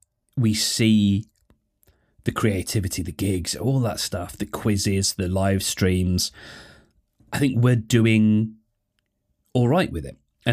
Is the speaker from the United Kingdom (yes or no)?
yes; United Kingdom; I'm not proud of being British, but I sure am grateful for it.